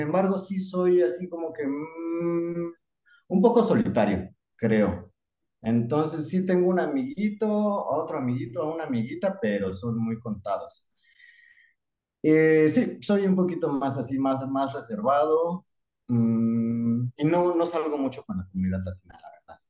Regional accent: Mexico City, Mexico; moved away as an adult; now in Darwin, Australia; nazco en la Ciudad de México.

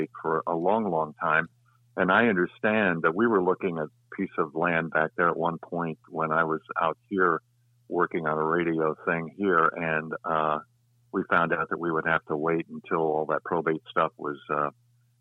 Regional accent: Topeka, Kansas, United States; moved away as an adult; also born or lived in Chicago; Grew up in Topeka, Kansas

